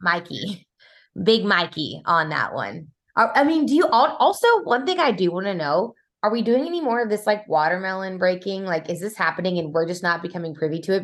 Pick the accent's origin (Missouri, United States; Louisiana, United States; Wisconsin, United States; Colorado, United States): Missouri, United States; Kansas City; I grew up in Kansas City, you guys. Like, that's where I spent my formidable years, you know, had my teenage years there.